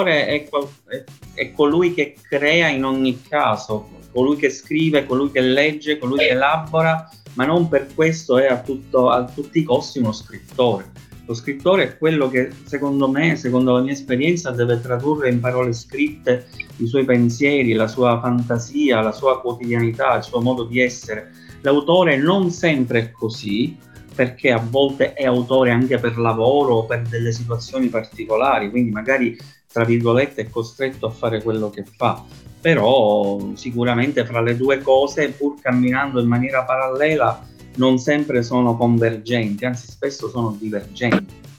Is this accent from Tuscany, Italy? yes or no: no; Palermo, Sicily, Italy; soprattutto di storia della mia città, dove ci sono tante cose da dire, allora nel 2011 avevo creato un blog su internet dal titolo Palermo Nascosta